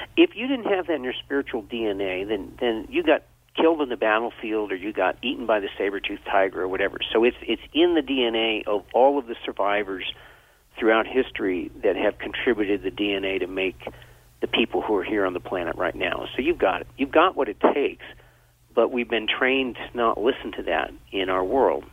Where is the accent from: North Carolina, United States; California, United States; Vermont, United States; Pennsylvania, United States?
Vermont, United States; I grew up in Vermont